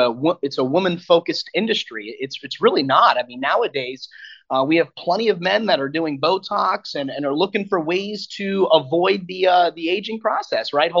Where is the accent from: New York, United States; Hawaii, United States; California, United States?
New York, United States; Long Island; moved away as an adult; I grew up in Long Island, New York